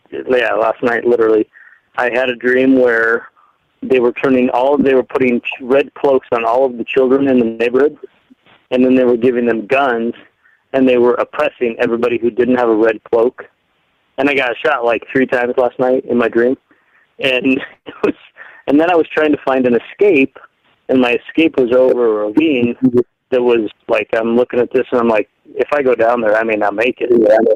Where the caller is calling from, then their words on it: Colorado, United States; Hey, Mike. … from Colorado. How are you?